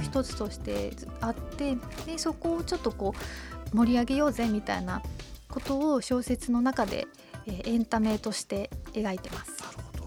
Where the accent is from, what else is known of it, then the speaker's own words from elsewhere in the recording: Toyama, Japan; moved away; 地元の富山の商店街